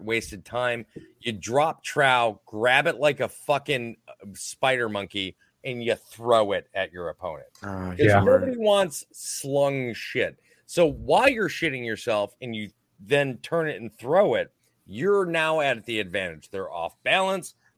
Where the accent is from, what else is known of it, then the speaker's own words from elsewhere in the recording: Minnesota, United States; I'm from Minnesota